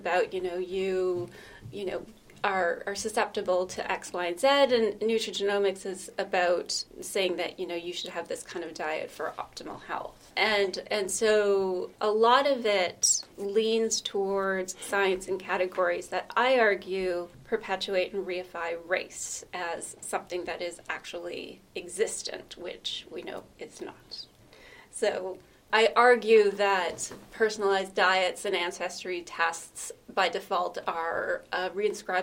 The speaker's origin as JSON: {"language": "English", "town": "Vancouver", "region": "British Columbia", "country": "Canada", "tie": "born or raised there", "also_born_or_lived": "Ottawa, Canada / Toronto, Canada", "moved": "as an adult", "lives_now": "Newcastle, United Kingdom", "said": "I was born in Vancouver in Canada, British Columbia"}